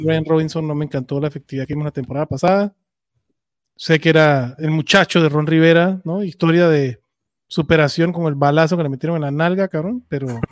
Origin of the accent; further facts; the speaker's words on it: Venezuela; moved away; en mi tierra, o sea, Venezuela